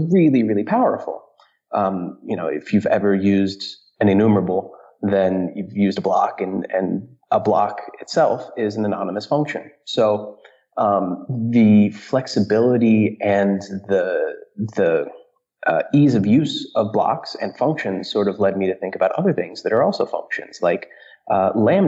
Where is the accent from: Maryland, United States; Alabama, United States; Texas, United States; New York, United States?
New York, United States; outside New York City, United States; moved away as an adult; also born or lived in California, United States; now in Berlin, Germany; I grew up outside New York City and then moved in California for a bit.